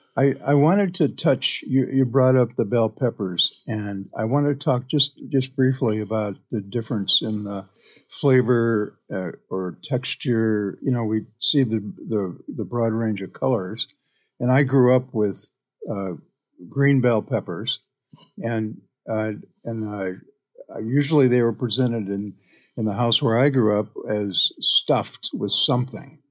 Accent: Iowa, United States; now in Bainbridge Island, United States; where I grew up in Iowa

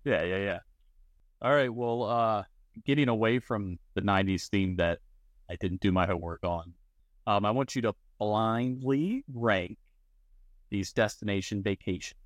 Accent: Maryland, United States; being from Maryland

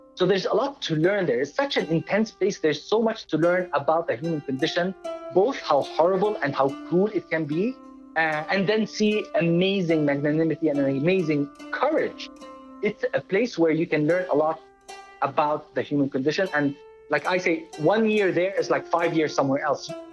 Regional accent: Dubai, United Arab Emirates; moved away; I was born in Dubai in 1974 to a Palestinian father and an Italian mother

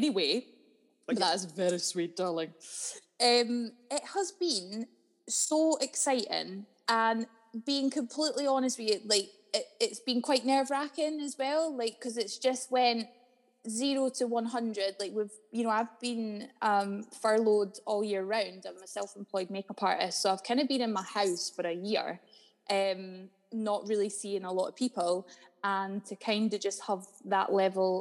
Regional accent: Dalkeith, Scotland, United Kingdom; I am from a place called Dalkeith, just outside of Edinburgh, specifically Woodburn, which is a little council estate just outside of Dalkeith.

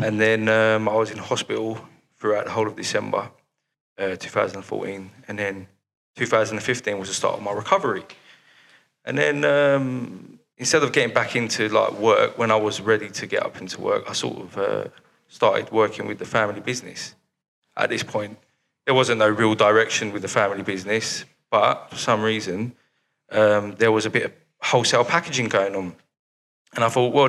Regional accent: London, United Kingdom; both my parents are Turkish Cypriot, I grew up in North London.

